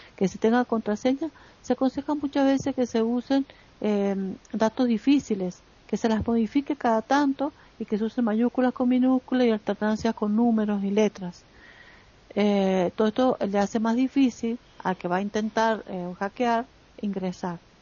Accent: Argentina

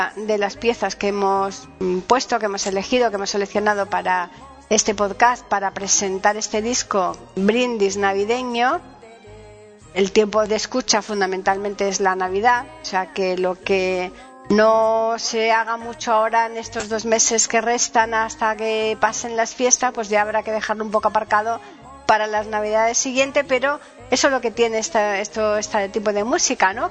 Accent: Andalusia, Spain; es un villancico típico andaluz, ¿no? Un villancico más bien el estilo de mi tierra

